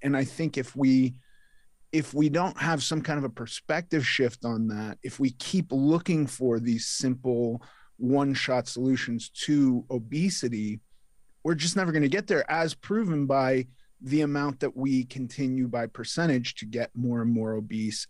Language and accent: English; Los Angeles, California, United States; I was raised in Los Angeles